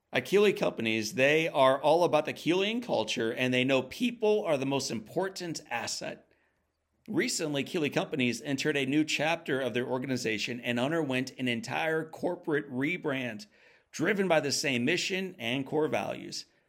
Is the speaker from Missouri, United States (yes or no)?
yes; St. Louis, Missouri, United States; I grew up in St. Louis, Missouri.